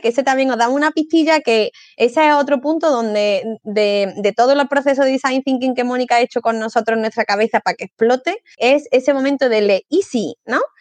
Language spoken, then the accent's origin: Spanish; Córdoba, Andalusia, Spain; como soy cordobesa